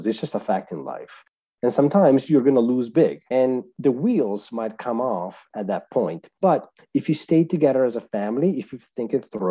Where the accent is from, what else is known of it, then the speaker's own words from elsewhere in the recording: Italy; accent: Italian; I was born and raised in Italy, so that's where my accent is from as well